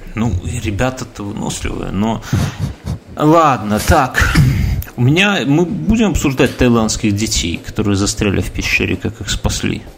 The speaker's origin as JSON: {"language": "Russian", "country": "Belarus", "said": "я белорус"}